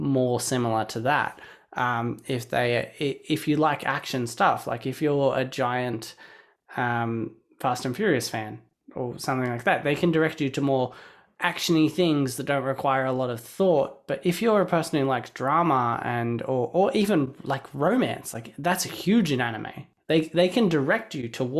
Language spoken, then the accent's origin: English; Australia; I grew up in Australia watching Cheese TV